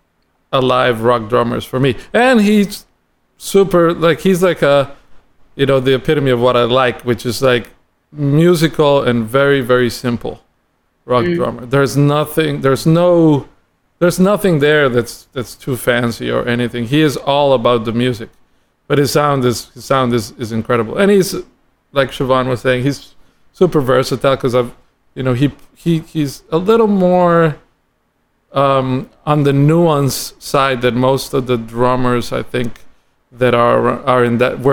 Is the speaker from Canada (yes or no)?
no; San José, Costa Rica; moved away as an adult; now in Miami, United States; I'm from Costa Rica, San Jose, Costa Rica, and I grew up in the city